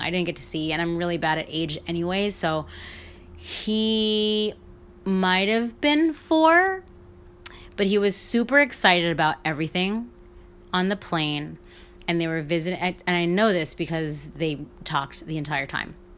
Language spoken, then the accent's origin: English; New York, United States; all growing up in New York